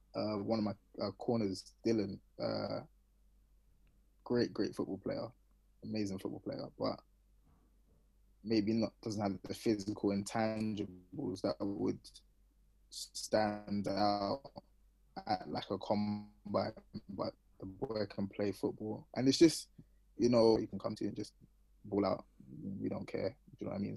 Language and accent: English; London, United Kingdom; moved away; I'm from Northwest London